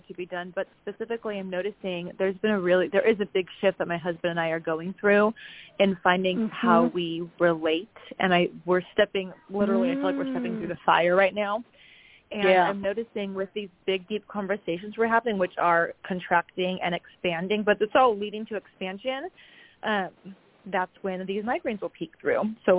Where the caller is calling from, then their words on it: San Luis Obispo, California, United States; from San Luis Obispo.